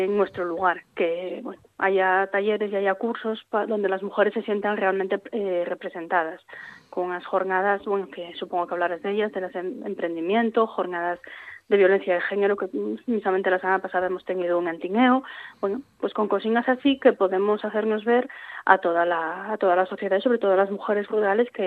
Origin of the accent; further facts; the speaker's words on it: Tineo, Asturias, Spain; Yo soy de Tineo.